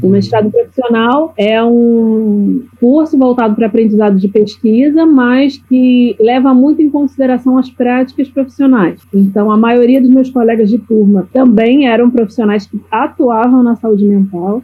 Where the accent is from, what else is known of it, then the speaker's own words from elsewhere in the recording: Rio de Janeiro, Brazil; now in Florianópolis, Brazil; Rio de Janeiro, que é de onde eu sou. Hoje eu vivo em Florianópolis